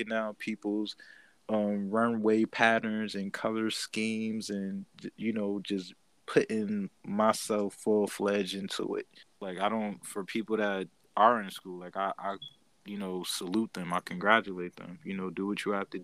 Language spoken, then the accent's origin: English; Bridgeport, Connecticut, United States; I'm from Bridgeport, Connecticut